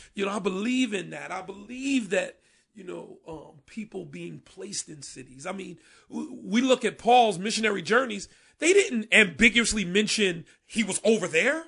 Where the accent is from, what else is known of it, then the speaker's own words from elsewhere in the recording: Paterson, New Jersey, United States; now in Camden, United States; I'm from Patterson, which is like Camden North